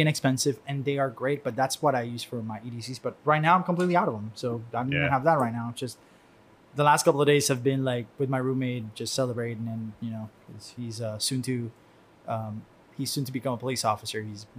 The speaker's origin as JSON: {"language": "English", "region": "Havana", "country": "Cuba", "tie": "born or raised there", "said": "that one of the very vivid memories I have is my house when I grew up in Cuba. I was born in Havana."}